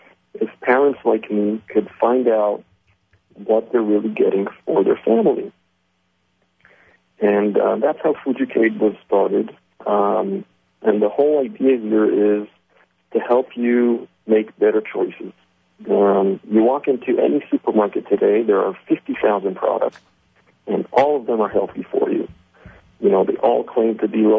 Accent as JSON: {"language": "English", "region": "New Jersey", "country": "United States", "tie": "born or raised there", "also_born_or_lived": "Israel", "said": "I was actually born in Israel, raised in New Jersey, so I'm half American, half Israeli"}